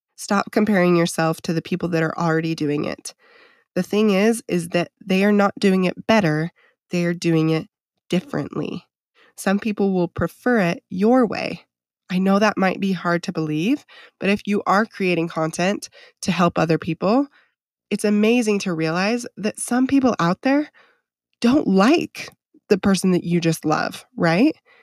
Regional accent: Idaho, United States; I grew up on acreage in Idaho

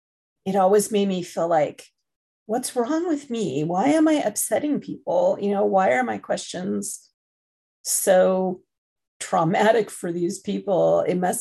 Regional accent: United States; also born or lived in England; as an adoptee who is adopted transnationally, I grew up in the United States

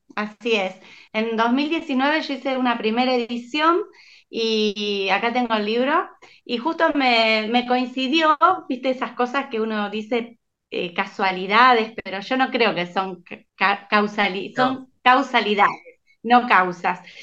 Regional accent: San Lorenzo, Santa Fe, Argentina; San Lorenzo, de donde soy yo

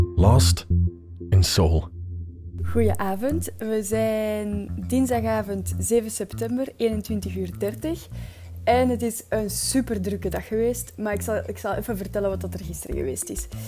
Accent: Belgium; als Belg

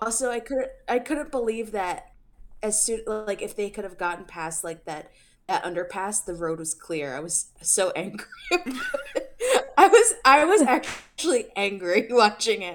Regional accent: New Jersey, United States; I'm from New Jersey

